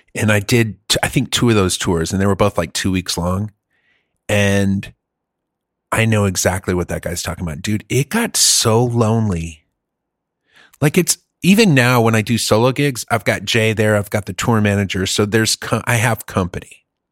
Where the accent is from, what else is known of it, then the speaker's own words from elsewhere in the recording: Germany; moved away; I grew up in Germany